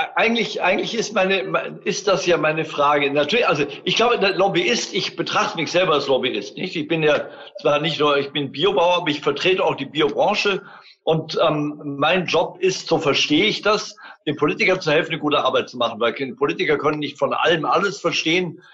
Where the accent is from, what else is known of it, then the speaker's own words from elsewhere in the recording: Germany; bei uns in Deutschland